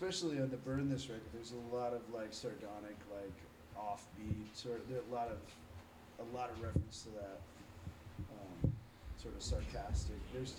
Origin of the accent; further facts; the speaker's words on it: Midwest, United States; moved away; We're actually from the Midwest originally.